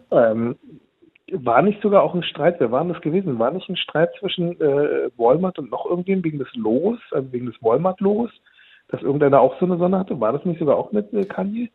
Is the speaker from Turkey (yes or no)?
yes; Turkey; bei uns in der Türkei